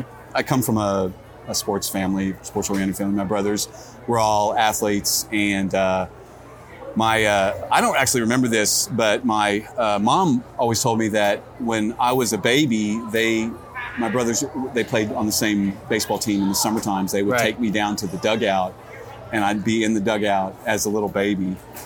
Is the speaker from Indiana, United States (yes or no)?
no; Missouri, United States; moved away; also born or lived in Dallas-Fort Worth, Texas; I was born in Missouri. Okay. Grew up there.